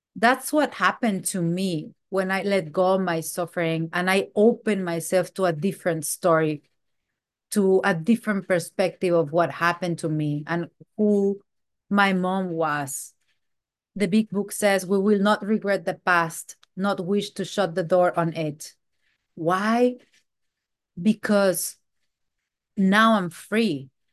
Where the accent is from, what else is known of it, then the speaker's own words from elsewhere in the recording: Mexico; moved away; I am from Mexico